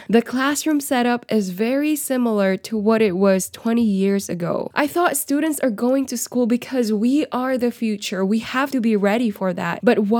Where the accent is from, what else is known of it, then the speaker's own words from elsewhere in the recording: Riyadh, Riyadh Province, Saudi Arabia; I grew up in Riyadh, Saudi Arabia, but we followed the Philippine curriculum.